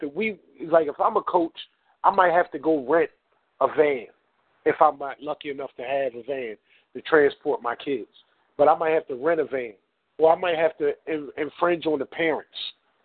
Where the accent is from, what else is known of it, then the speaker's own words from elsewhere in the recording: Philadelphia, Pennsylvania, United States; I'm from North Philly